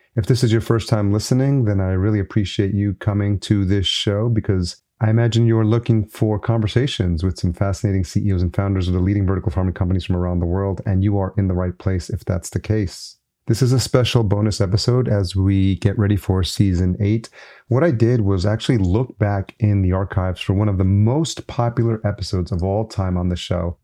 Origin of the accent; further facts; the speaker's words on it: Yonkers, New York, United States; I grew up in Yonkers